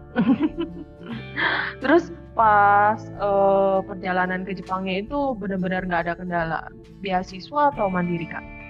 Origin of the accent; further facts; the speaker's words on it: Indonesia; kita nih dari Indonesia